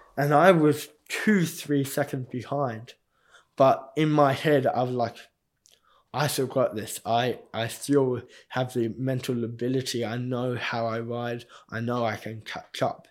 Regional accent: Australia; I also got the privilege of being the captain of the Australian Paralympic team

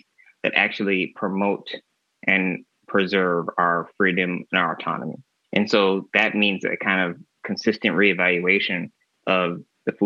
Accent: Michigan, United States; now in California, United States; being in California, so far away from where I grew up in Michigan

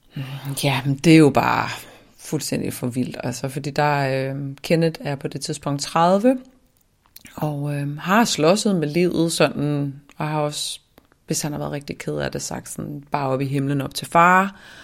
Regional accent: Svendborg, Southern Denmark, Denmark; also born or lived in Ærø; jeg voksede op i Svendborg, øhm, på Syfyn og på Ærø

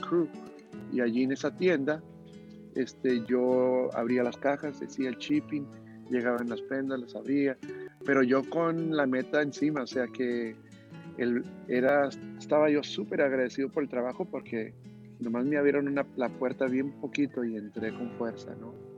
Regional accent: United States; first language Spanish; also born or lived in Coyote, Coahuila, Mexico; now in New York, United States; viviendo en la frontera, en esos tiempos, yo tengo 45 años, em, era México para mí. O, sea que yo nunca supe que, hoy eh, yo soy americano. Siempre me crié como mexicano porque yo no aprendí inglés hasta parece que el, grado

